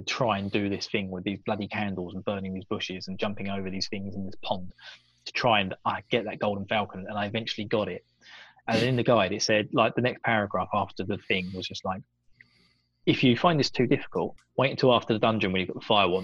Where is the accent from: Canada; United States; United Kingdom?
United Kingdom; me being British.